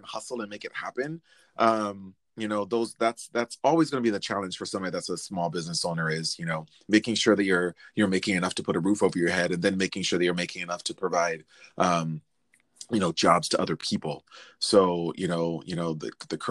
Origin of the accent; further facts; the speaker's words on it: Anaheim, California, United States; moved away as an adult; also born or lived in Ventura County, California; now in Minneapolis, United States; I grew up in Anaheim in Orange County